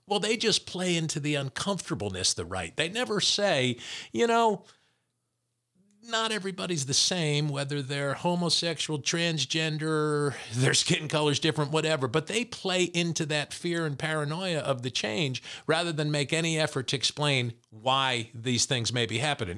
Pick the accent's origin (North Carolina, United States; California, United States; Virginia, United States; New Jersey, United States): New Jersey, United States; born or raised there